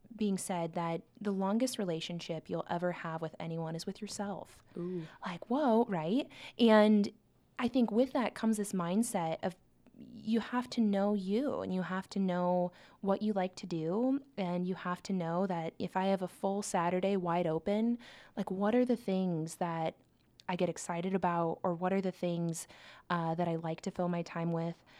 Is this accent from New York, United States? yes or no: no; Omaha, Nebraska, United States; also born or lived in Lincoln, Nebraska; I grew up in Omaha, Nebraska. So I've, I've lived in Nebraska uh, my whole life